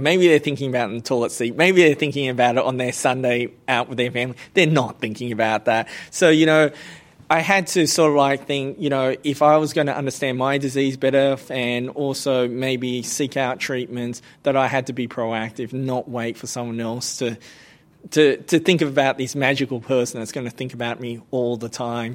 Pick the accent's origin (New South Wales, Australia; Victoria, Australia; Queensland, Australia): New South Wales, Australia; Blacktown; also born or lived in Cambodia / Bankstown; growing up in Blacktown was that there were not many people from Southeast Asia li-, living in Blacktown at the time